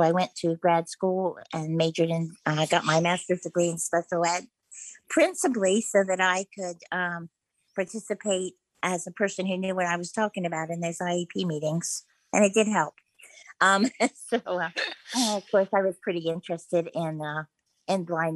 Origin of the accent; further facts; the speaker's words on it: Eastern Shore of Maryland, United States; I grew up on the Eastern Shore of Maryland